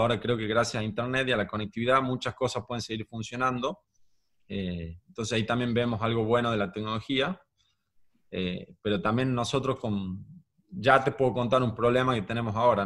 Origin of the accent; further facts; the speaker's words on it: Tucumán, Argentina; soy de Tucumán